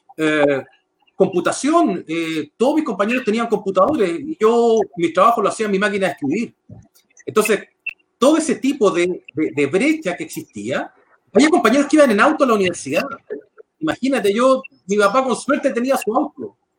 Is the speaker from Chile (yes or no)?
yes; San Bernardo, Santiago Metropolitan Region, Chile; nacido y criado en la comuna de San Bernardo